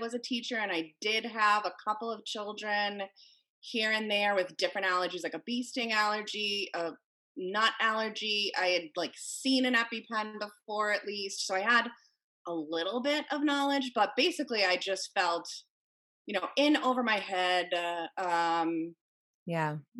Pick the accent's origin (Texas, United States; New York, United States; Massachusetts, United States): Massachusetts, United States; Cape Cod; moved away; also born or lived in Connecticut; I grew up on Cape Cod